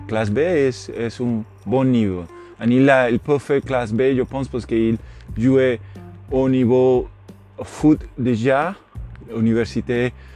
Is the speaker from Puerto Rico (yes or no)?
yes; Puerto Rico; French is a second language; yo soy de Puerto Rico, yo soy nean en, en, gran en Puerto Rico